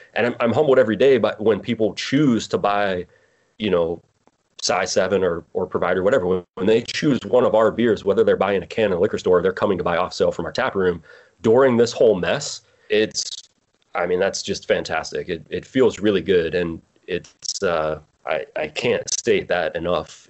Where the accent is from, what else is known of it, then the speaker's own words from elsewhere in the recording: Pittsburgh, Pennsylvania, United States; moved away as an adult; also born or lived in Morgantown, West Virginia; From Pennsylvania, Pennsylvania. I grew up in Pittsburgh.